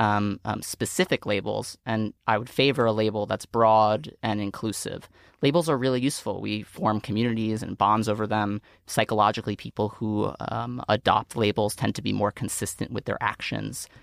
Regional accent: New York City, New York, United States; I grew up in Staten Island, New York

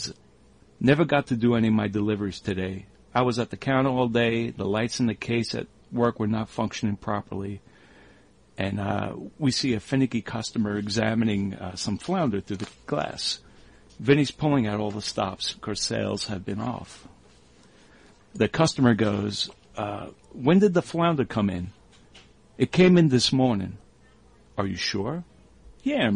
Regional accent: New York, United States; growing up in New York

